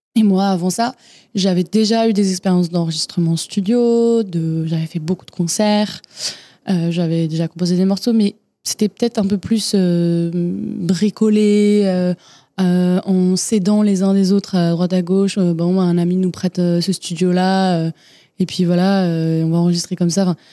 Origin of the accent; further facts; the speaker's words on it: Fontenay-aux-Roses, Île-de-France, France; je suis née à Paris, enfin à côté de Paris plutôt, Fontenay-aux-Roses, euh, banlieue parisienne j'ai grandi